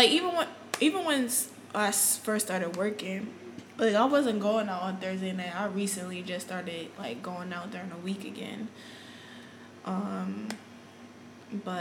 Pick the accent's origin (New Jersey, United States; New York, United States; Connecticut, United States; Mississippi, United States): Connecticut, United States; moved away as an adult; now in Houston, United States; I'm originally from Connecticut